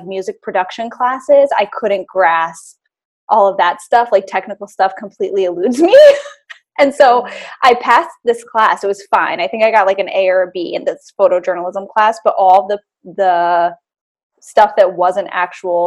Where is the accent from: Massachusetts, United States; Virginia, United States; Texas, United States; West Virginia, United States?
Massachusetts, United States; Boston; moved away as an adult; now in Hudson Valley, United States; I live in the Hudson Valley, New York now, but I grew up in Boston